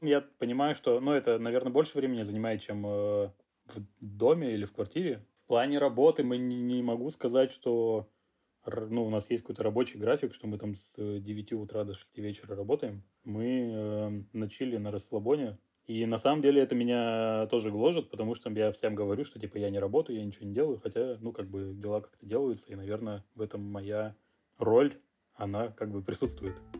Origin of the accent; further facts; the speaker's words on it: Russia; moved away as an adult; now in France; я из России